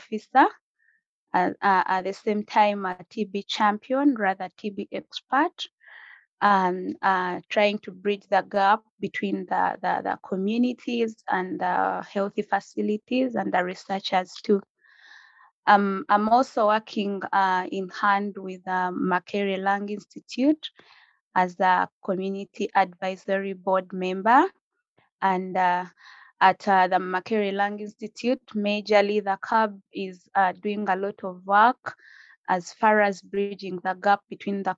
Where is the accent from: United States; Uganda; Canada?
Uganda; Mayuge District, Eastern Region; now in Kampala, Uganda; I am from Uganda, from a district called Mayuge district, but currently I'm staying here in Kampala